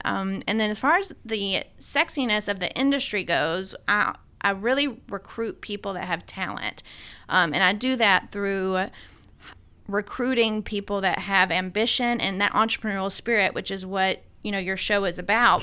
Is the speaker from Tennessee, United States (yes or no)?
yes; Sumner County, Tennessee, United States; also born or lived in Boston, Massachusetts; I grew up in Tennessee, here in Sumner County